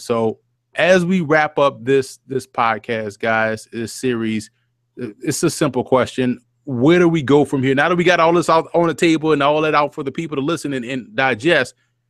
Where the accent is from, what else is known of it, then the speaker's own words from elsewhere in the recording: New Orleans, Louisiana, United States; growing up in New Orleans and being in New Orleans at that time